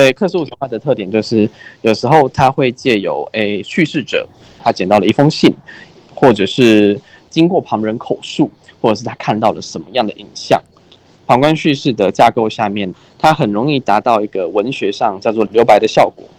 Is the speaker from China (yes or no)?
no; Keelung, Taiwan; 我是基隆出生，然后我住的地方很，有渔港